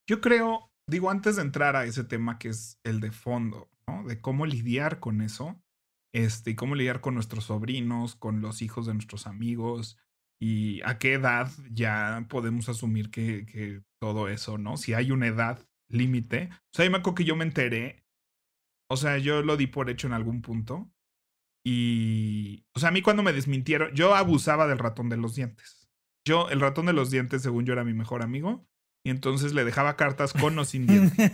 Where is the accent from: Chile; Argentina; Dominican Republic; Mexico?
Mexico; como mexicanos que tenemos Santa Claus y luego Reyes Magos